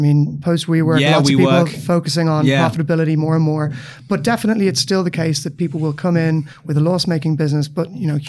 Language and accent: English; Dublin, Leinster, Ireland; Yeah, you're right. I grew up in Dublin. Started out as a lawyer, actually.